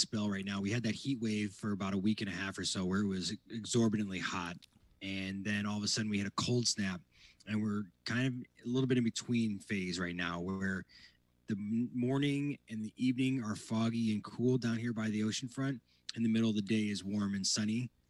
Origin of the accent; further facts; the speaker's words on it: Midwest, United States; now in Southern California, United States; Midwestern fall where I grew up.